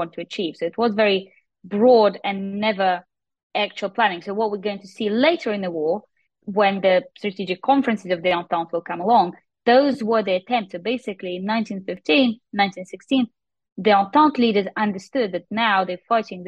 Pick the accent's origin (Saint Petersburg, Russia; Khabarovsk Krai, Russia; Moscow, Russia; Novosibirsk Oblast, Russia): Moscow, Russia; moved away as an adult; also born or lived in St Andrews, United Kingdom; now in Dublin, Ireland; I am Russian, so I was born and raised in Moscow